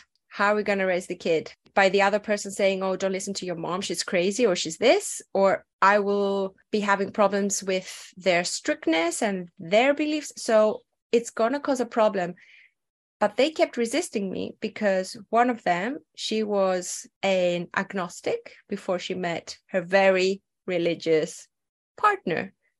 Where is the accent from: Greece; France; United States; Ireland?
Greece; Athens, Attica; English is a second language; also born or lived in other European countries; I grew up in Athens, Greece. Of course, I'm not your stereotypical Greek person because my dad was in the Air Force. So we moved around a lot.